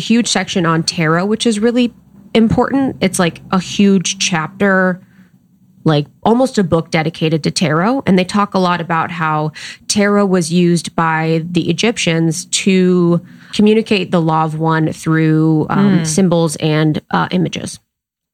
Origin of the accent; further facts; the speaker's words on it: United States; now in Los Angeles, United States; it's close to my hometown. It's literally like 2 hours.